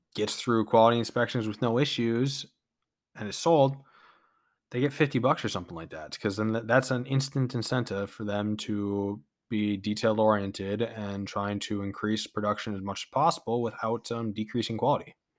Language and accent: English; United States; we as American peoples